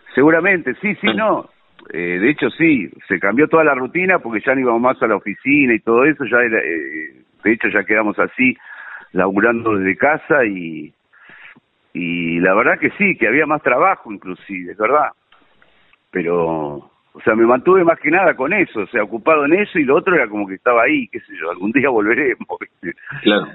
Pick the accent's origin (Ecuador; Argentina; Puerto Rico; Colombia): Argentina; Buenos Aires; Yo nací en Belgrano, de, en Capital. Mm. Eh, soy de Belgrano